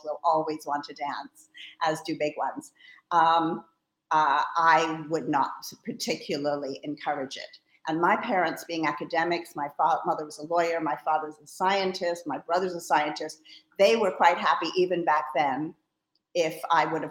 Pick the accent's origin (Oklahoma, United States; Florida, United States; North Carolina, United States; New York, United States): New York, United States; New York City; also born or lived in Australia / Bristol, England; came to America when I was 6 years old and grew up in New York City